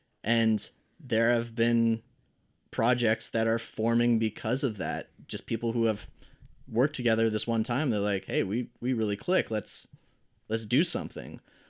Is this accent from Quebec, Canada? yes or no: no; Brampton, Ontario, Canada; I wasn't used to that growing up in Brampton, where the music scene is struggling a lot and you have to really push for things.